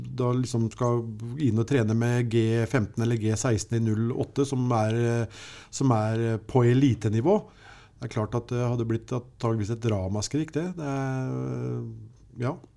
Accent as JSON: {"language": "Norwegian", "town": "Sarpsborg", "region": "Østfold", "country": "Norway", "said": "vi kommer fra Sarpsborg"}